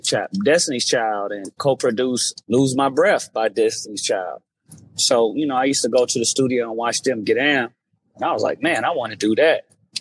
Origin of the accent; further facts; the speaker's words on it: Los Angeles, California, United States; born and raised in Watts, California.